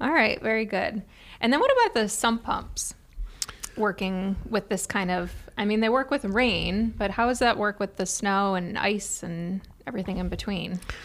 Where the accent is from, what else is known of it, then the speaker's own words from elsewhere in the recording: Cleveland, Ohio, United States; moved away; I'm from Cleveland, so I already feel like I live in the South